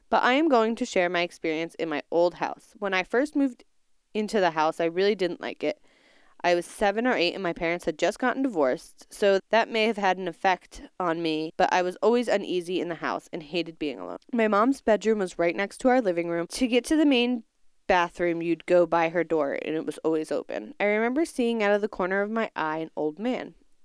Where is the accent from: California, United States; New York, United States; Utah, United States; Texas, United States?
Utah, United States; Tooele; I grew up in Tolele, Utah, outside Salt Lake City.